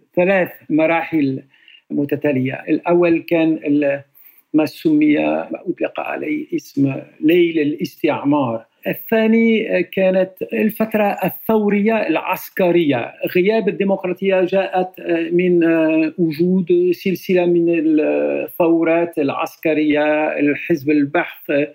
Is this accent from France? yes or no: yes; France; Arabic is a second language; أنا فرنسي